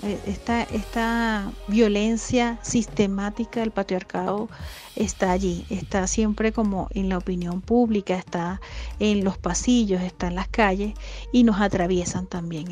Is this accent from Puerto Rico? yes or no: no; Venezuela; now in Ecuador; soy una venezolana migrante que vive en Ecuador